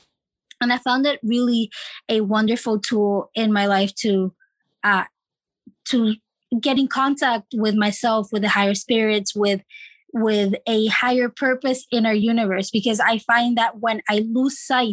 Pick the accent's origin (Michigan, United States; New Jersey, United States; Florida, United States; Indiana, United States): Florida, United States; moved away; also born or lived in Chile / California; we moved to Florida, my dad, my mom, and my two siblings, where we lived for 10 years